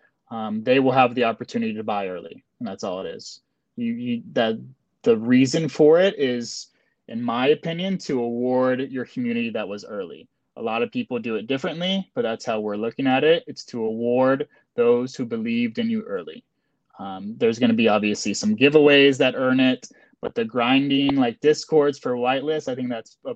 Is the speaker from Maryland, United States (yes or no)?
no; Florida, United States; we're all from Florida